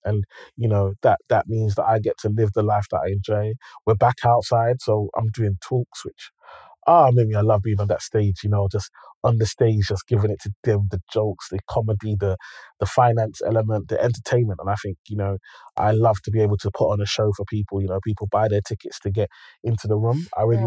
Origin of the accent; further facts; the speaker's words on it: Nigeria; I'm Nigerian